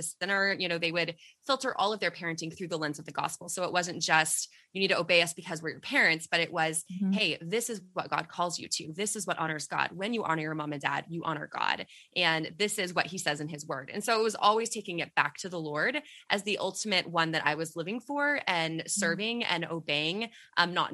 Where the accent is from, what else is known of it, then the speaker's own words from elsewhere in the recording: Texas, United States; we are from Texas